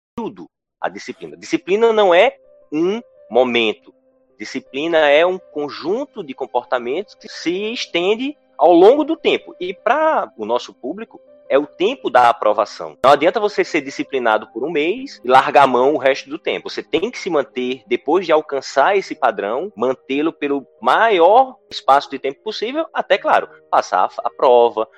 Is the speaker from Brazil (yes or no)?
yes; interior of Pernambuco, Brazil; born or raised there